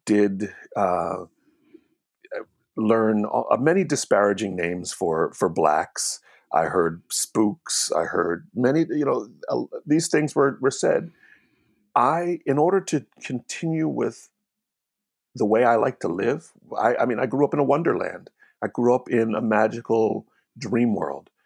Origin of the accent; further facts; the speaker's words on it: Hamilton, New Jersey, United States; moved away as an adult; also born or lived in New York; I grew up in Hamilton, New Jersey, predominantly an Italian town